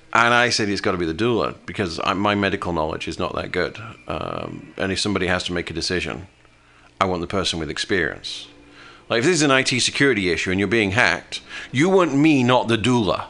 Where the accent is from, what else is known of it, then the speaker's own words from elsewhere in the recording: United Kingdom; moved away as an adult; now in United States; I'm from a British country. I'm from Great Britain